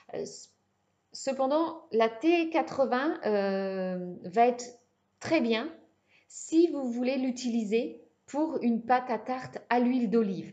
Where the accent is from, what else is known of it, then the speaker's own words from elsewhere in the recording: Brittany, France; je suis bretonne